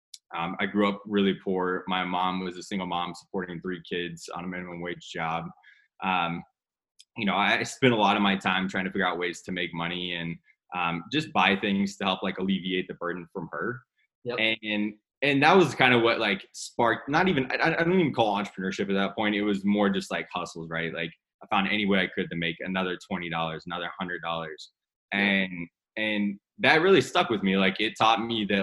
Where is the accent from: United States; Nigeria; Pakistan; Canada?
United States; Whiteland, Indiana; I grew up literally in a town called Whiteland, Indiana. It's 30 minutes south of Indianapolis